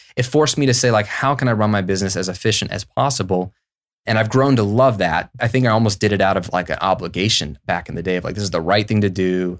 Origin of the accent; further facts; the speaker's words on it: United States; also born or lived in Virginia / Florida; as an American